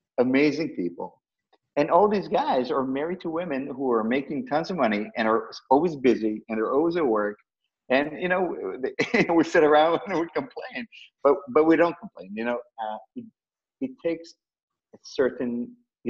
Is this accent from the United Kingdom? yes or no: no; Tel Aviv, Tel Aviv District, Israel; now in United States; I was born and raised in Tel Aviv